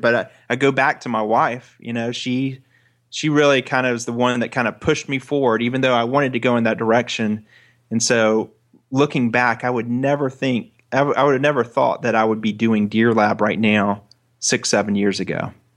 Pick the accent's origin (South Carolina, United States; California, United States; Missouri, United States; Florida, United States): Florida, United States; I'm a boy from Florida